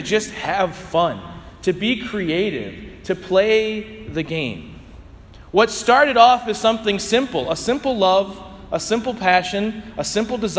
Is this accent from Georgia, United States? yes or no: no; St. Louis, Missouri, United States; I grew up playing it in St. Louis